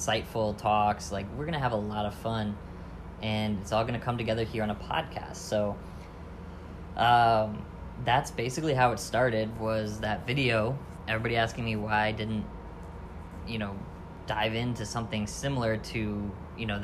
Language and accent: English; Lower Michigan, United States; also born or lived in Land O'Lakes, Florida; now in St. Petersburg, United States; I grew up in Lower Michigan